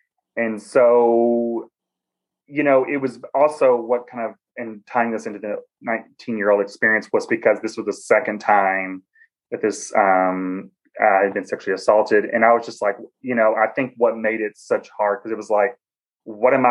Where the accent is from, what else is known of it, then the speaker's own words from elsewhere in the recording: Cookeville, Tennessee, United States; accent: Southern; moved away as an adult; now in Washington, D.C., United States; I am originally from Tennessee. I'm from a small college town